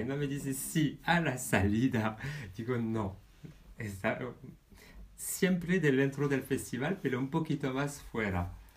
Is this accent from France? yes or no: yes; France; moved away as an adult; now in Spain; yo soy francés.